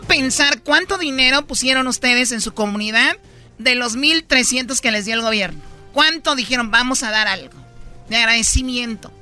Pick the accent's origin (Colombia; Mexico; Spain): Mexico; como mexicano